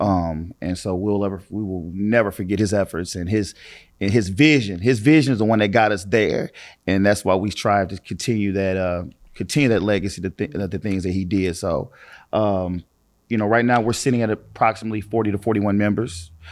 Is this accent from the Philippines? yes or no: no; East St. Louis, Illinois, United States; I was born and raised in East Saint Louis, in Parkside